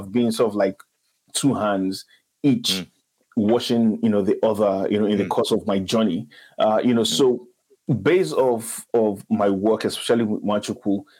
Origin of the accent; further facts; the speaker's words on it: Nigeria; I'm Nigerian, so I'll always just fall back to Nigerian sayings